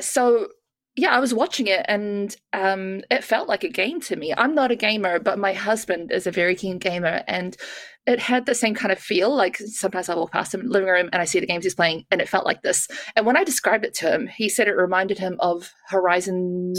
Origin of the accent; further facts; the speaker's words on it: New Zealand; moved away; I grew up in New Zealand